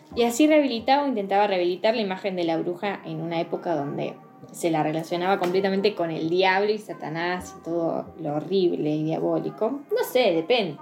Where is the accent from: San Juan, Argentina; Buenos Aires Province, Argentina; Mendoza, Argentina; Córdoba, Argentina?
San Juan, Argentina; soy de San Juan